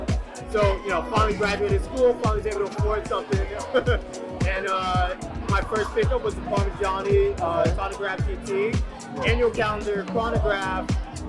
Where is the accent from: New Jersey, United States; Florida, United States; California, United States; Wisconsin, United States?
New Jersey, United States; Jersey City; also born or lived in New York; So I'm from New York, born, New Jersey raised. I'm a Jersey City kid, though.